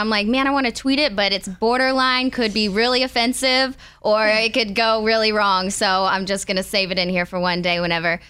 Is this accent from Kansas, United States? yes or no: no; around Dallas, Texas, United States; Texas, like around Dallas.